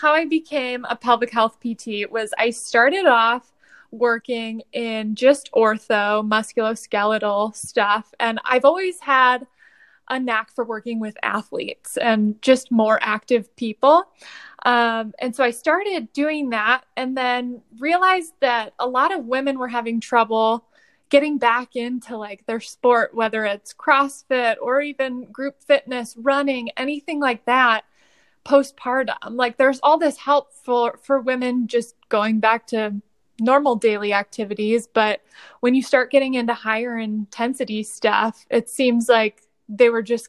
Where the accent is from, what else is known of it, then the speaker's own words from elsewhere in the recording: Toledo, Ohio, United States; moved away as an adult; also born or lived in Columbus, Ohio; now in Cincinnati, United States; I am originally from Toledo, Ohio